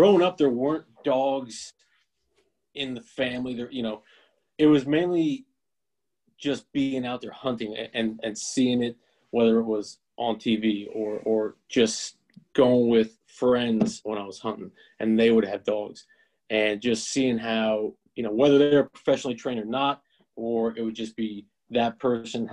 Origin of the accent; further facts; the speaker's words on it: northeastern Pennsylvania, United States; I'm out of born and raised in Pennsylvania, northeastern Pennsylvania exactly.